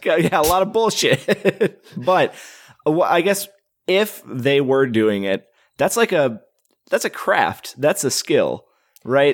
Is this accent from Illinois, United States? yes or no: no; Wisconsin, United States; moved away; I'm originally from Wisconsin and I grew up with the mythology of the Hodag